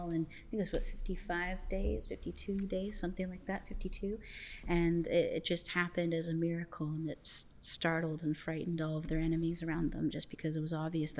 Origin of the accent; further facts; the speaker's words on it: Florida, United States; also born or lived in Canada; And my family comes from Canada. I was born there, but I've lived in Florida most of my life.